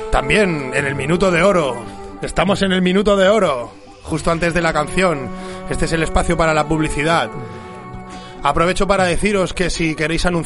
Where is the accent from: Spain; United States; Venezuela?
Spain; L'Hospitalet de Llobregat, Catalonia; Sí, sí, de toda la vida. Yo soy de ahí de Hospitalet, de la Torrasa